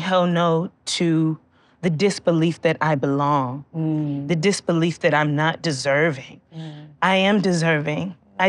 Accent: Georgia, United States; And I was born in Georgia.

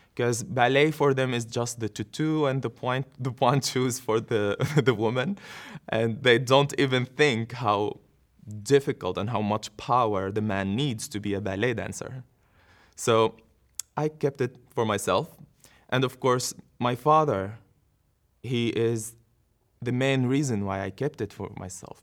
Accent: Syria; moved away as an adult; also born or lived in Yarmouk camp, Syria; now in Netherlands; I was born in Syria. I lived all my life in Syria

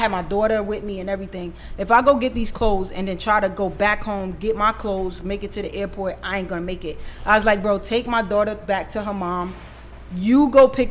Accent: New York, United States; also born or lived in Los Angeles, United States; now in Atlanta, United States; I'm from New York

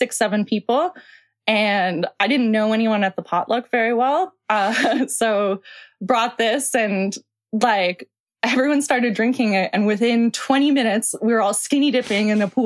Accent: Toronto, Ontario, Canada; also born or lived in Peterborough; I live in Toronto. I'm from Toronto

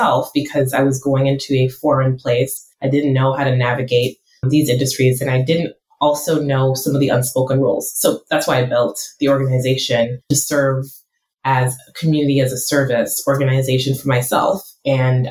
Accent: United States; I'm first generation American, and when my parents came to this country

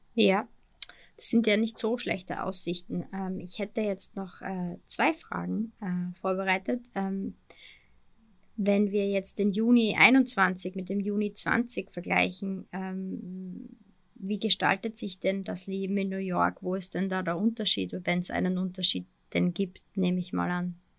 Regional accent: Austria; Bei uns in Österreich

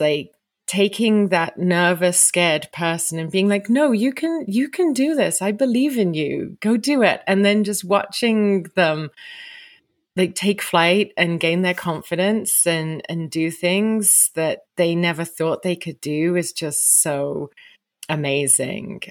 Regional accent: England, United Kingdom; moved away as an adult; also born or lived in Vancouver, Canada; now in Sun Peaks, Canada; I'm originally from England, but you find me today in Sun Peaks, British Columbia

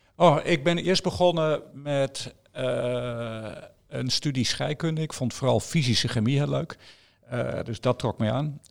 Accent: Netherlands; ik kom van de Netherlands

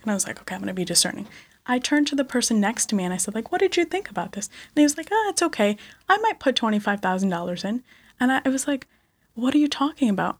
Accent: Connecticut, United States; also born or lived in India / Bronx, New York; we moved to Connecticut

